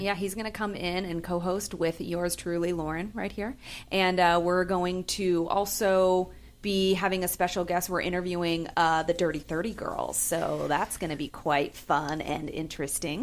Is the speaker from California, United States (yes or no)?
yes; San Francisco, California, United States; moved away; I'm from San Francisco